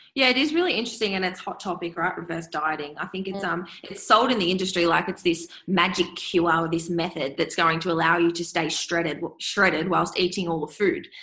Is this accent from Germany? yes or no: no; Swan Hill, Victoria, Australia; now in Melbourne, Australia; I'm back in my hometown of Swan Hill, which is um, sort of up the top of Victoria, country Victoria. I grew up there and moved to Melbourne